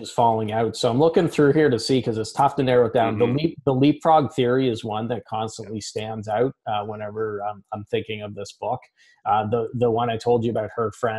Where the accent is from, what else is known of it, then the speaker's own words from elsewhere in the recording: Canada; I'm Canadian